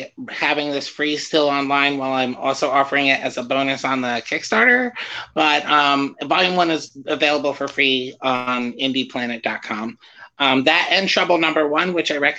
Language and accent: English; New Jersey, United States; now in St. Petersburg, United States; I'm from New Jersey